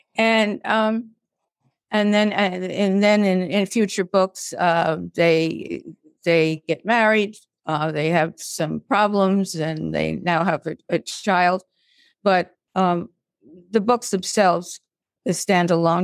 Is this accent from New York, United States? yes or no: yes; Brooklyn, New York, United States; I was this pipsqueak from Brooklyn